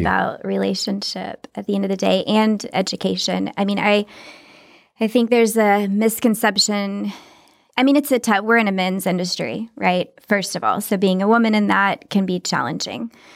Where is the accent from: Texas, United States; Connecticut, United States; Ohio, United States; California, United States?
Texas, United States; moved away; I'm not from Hollywood. I'm from Texas